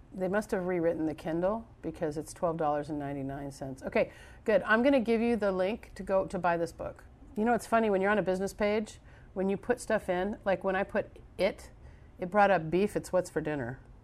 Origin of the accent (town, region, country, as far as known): United States